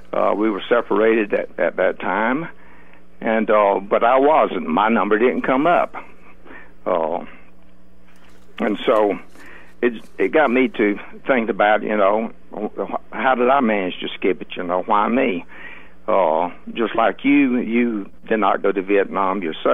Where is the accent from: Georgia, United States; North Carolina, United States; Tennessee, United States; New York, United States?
Georgia, United States; Grady County; I grew up in Grady County, Georgia. I was born in a house in Grady County